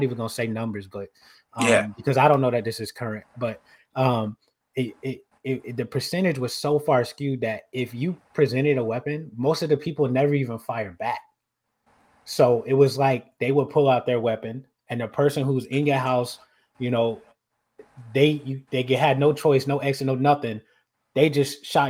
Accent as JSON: {"language": "English", "country": "United States", "said": "I'm from Carolina"}